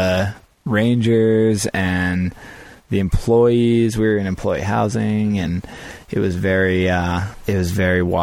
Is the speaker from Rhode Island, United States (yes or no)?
yes; Rhode Island, United States; moved away as an adult; now in Colorado, United States; I grew up in Rhode Island.